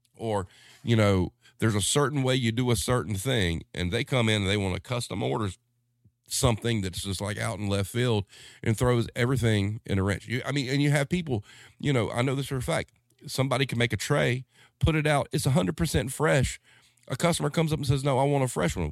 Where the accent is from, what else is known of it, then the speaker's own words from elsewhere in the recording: the South, United States; as a Southerner